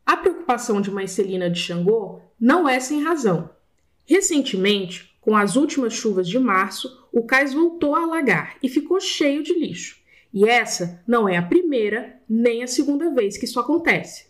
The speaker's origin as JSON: {"language": "Portuguese", "town": "Brasília", "region": "Federal District", "country": "Brazil", "tie": "born or raised there", "also_born_or_lived": "Valparaíso de Goiás, Brazil", "moved": "as an adult", "lives_now": "Rio de Janeiro, Brazil", "said": "Nasci nos arredores do Distrito Federal, numa cidade chamada Valparaíso. Passei a infância e o início da juventude em Brasília"}